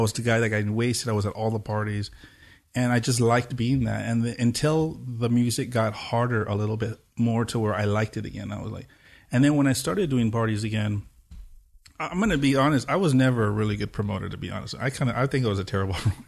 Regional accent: Pomona, California, United States; I grew up in Pomona, so it's like, it's the last East L A city

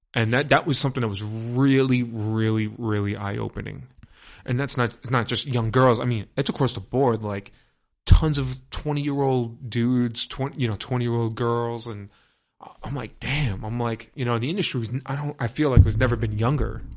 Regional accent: New York City, New York, United States; I'm from Brooklyn

